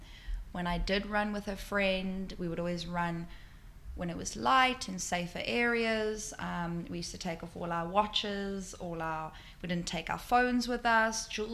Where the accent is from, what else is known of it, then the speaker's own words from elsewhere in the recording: Johannesburg, Gauteng, South Africa; moved away as an adult; now in Sydney, Australia; growing up in South Africa